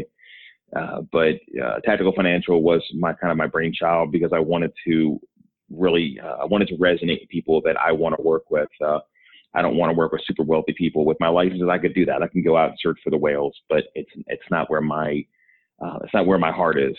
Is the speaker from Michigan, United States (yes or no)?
no; Baltimore, Maryland, United States; I'm from Baltimore originally. That's where I still live. I grew up in the area.